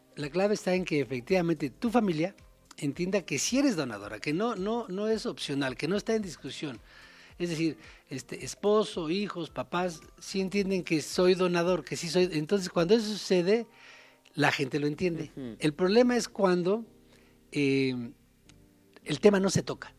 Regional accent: Mexico; uno siempre como mexicano

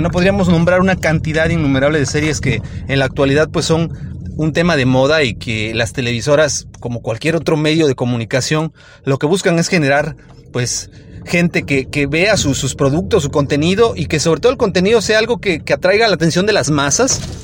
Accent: Mexico; en nuestro país, en México

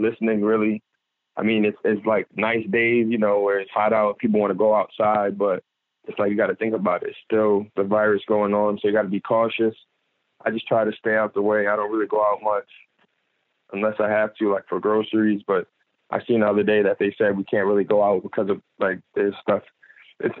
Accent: New York, United States; I'm from New York, so it's like still home too. Like, that's my first home.

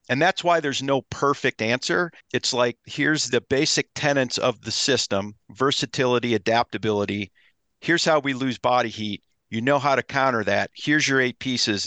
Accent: Ohio, United States; I grew up in Ohio, so I love to whitetail hunt

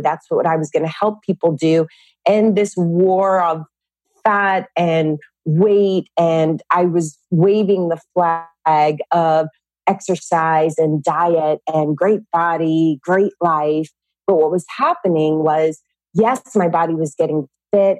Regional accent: California, United States; I grew up in California with 10 brothers and sisters

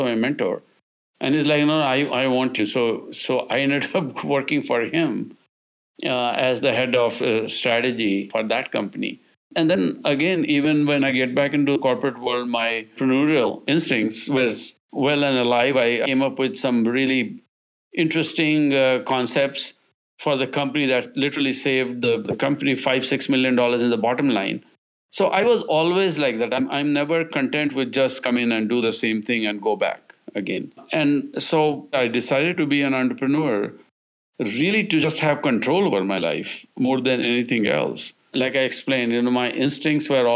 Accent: India; now in United States; I'm originally from India

